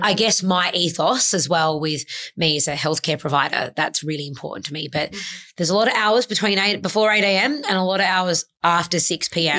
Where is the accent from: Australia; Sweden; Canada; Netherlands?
Australia; Adelaide, South Australia; moved away as an adult; now in Sydney, Australia; I moved from my hometown of Adelaide to Sydney when I was 24 at the time